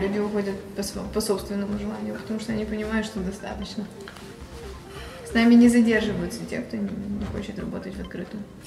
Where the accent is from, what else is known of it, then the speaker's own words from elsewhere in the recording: Odesa, Odesa Oblast, Ukraine; Украина, Одесса